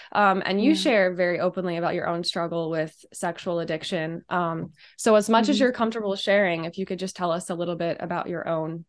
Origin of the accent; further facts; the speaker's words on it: Colorado, United States; I am from Colorado originally. That's where I was raised. Raised in a devout Catholic family.